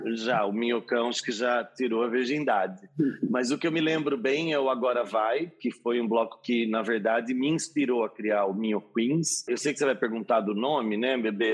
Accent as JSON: {"language": "Portuguese", "town": "Nova Odessa", "region": "São Paulo", "country": "Brazil", "tie": "born or raised there", "also_born_or_lived": "Campinas", "moved": "as an adult", "lives_now": "São Paulo, Brazil", "said": "Nascida em Campinas mas cresci em Nova Odessa, então a minha cidade eu digo que é Nova Odessa"}